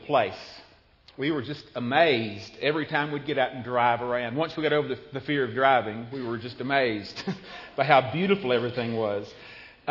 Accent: United States; also born or lived in Ducklington, England

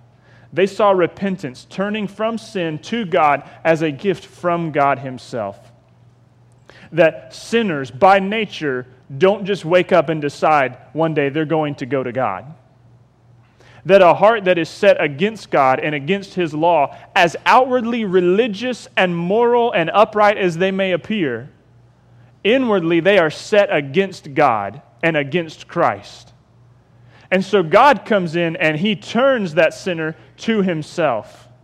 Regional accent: Jacksonville, Florida, United States; I broke my arm swinging on a clothesline pole because I grew up in Ocean Way.

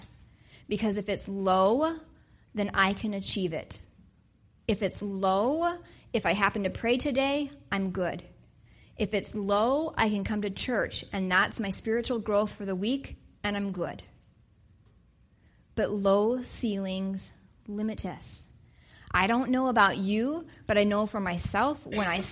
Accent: Wyoming, United States; now in Wisconsin, United States; I grew up in Wyoming.

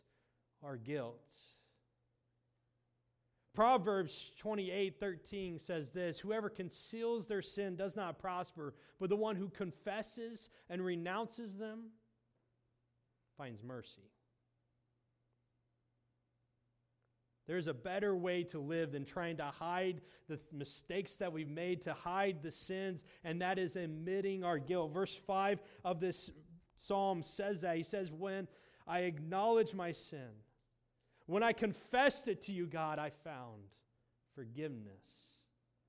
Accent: Indiana, United States; moved away as an adult; also born or lived in Moberly, Missouri; now in Missouri, United States; I grew up in Indiana, and where I lived, there wasn't the type of humidity that we have here in central Missouri

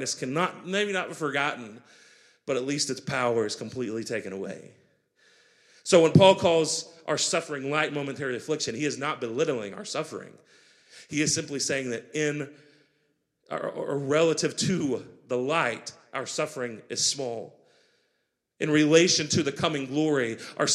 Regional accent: United States; also born or lived in Grandview; The patriotism that we feel as an American

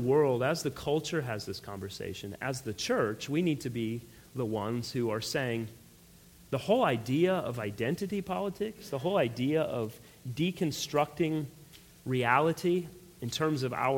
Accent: United States; I fought for our country in the military and everything else. I don't have any problems identifying as an American. I love my country

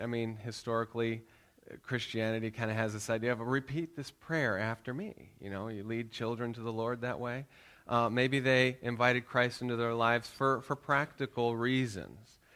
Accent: United States; moved away; we're Americans. I'm still American.

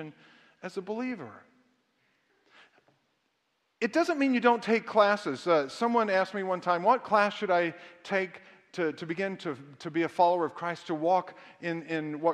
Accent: the South, United States; I was raised in the South

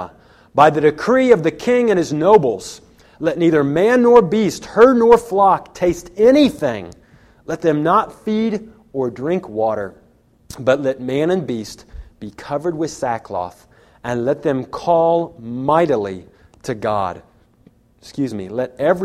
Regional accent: United States; I'm an American, and I'm a Christian

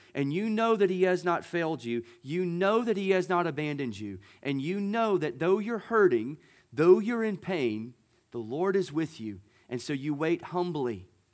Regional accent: Gulf Coast, United States; moved away; I grew up on the Gulf

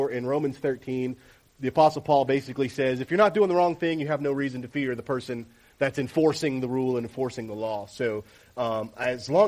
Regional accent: Tampa, Florida, United States; I was born and raised in Tampa, Florida, melting pot type of a community.

